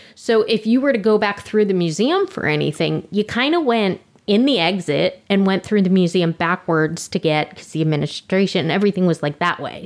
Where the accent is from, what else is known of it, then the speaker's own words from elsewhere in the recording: Orlando, Florida, United States; Orlando, and I'm like, let's start with my hometown